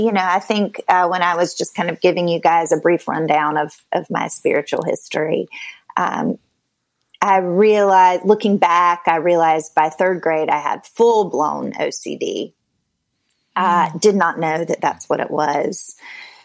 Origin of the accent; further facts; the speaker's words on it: a small town outside of Raleigh, North Carolina, United States; moved away; I am from the South, from North Carolina originally, grew up in a small town outside of Raleigh